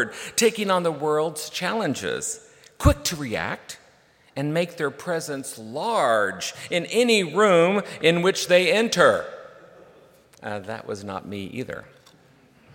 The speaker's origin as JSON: {"language": "English", "town": "Hominy", "region": "Oklahoma", "country": "United States", "tie": "born or raised there", "said": "when I was a young boy growing up in Hominy, Oklahoma"}